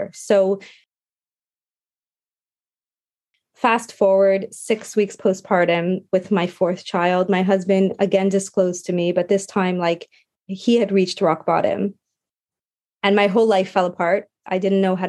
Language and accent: English; Montreal, Quebec, Canada; we were back in Montreal. We moved back to my hometown